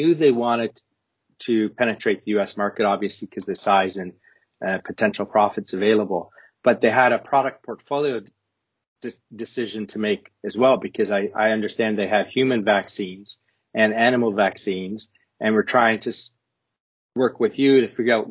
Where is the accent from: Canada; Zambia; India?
Canada; moved away; also born or lived in United Kingdom; I'm Canadian and British now